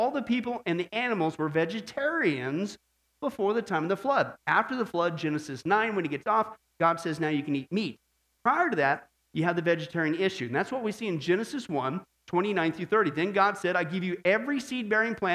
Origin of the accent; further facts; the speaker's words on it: Midwest, United States; I was growing up in the Midwest